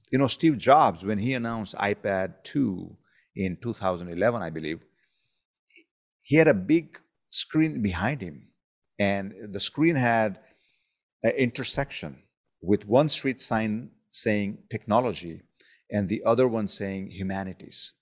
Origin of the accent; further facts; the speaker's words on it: India; growing up in India